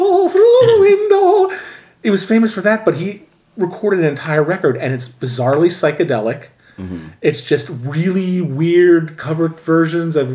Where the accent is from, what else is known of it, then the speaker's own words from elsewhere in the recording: outside Philadelphia, Pennsylvania, United States; also born or lived in Richfield Springs, New York; I grew up pretty much outside of Philly, like Ambler, Lansdale, Ambler again, Souderton, a little bit in about a year in upstate New York, Richfield Springs, but always like, you know, generally half hour or so from Philadelphia.